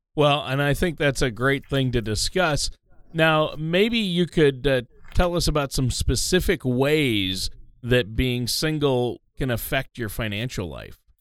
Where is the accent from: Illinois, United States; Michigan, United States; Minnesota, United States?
Minnesota, United States; I'm from Minnesota